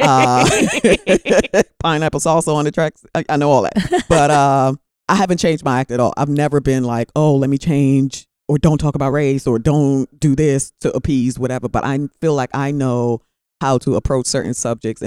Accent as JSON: {"language": "English", "town": "Charlotte Amalie", "country": "U.S. Virgin Islands", "also_born_or_lived": "New York / Midwest", "moved": "yes", "said": "I'm from the Virgin Islands, from St. Thomas"}